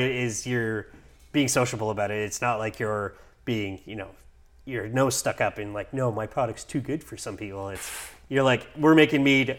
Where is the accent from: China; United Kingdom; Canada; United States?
Canada; as a Canadian who lives so close to America